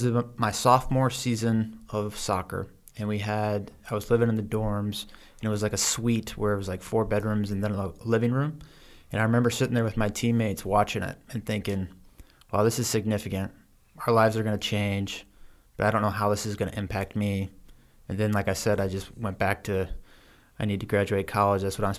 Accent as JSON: {"language": "English", "town": "Cincinnati", "region": "Ohio", "country": "United States", "tie": "born or raised there", "also_born_or_lived": "Missouri / Kansas", "said": "I grew up across the Midwest. My dad was just an insurance salesman, worked his way up. So we moved between Missouri, Kansas, Ohio. I ended up going to high school and college at the University of Cincinnati, high school in Cincinnati too."}